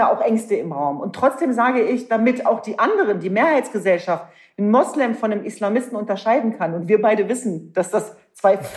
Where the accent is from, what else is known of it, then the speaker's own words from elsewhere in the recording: Hanover, Lower Saxony, Germany; Ich bin ein echtes Nordlicht. Ja. Ich komme aus Hannover.